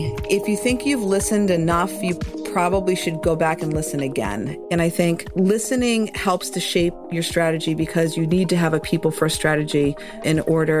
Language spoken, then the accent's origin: English; Massachusetts, United States; accent: Boston; I am from Massachusetts, so that Boston accent creeps in once in a while. I am someone who grew up loving spending time and summers on Cape Cod